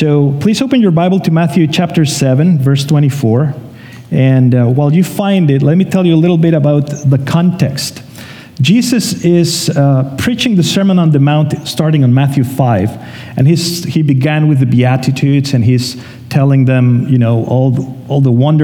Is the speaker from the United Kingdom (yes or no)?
no; Mexico; moved away as an adult; now in Canada; we're from Mexico, so in a month from today, it's our first year here in Canada.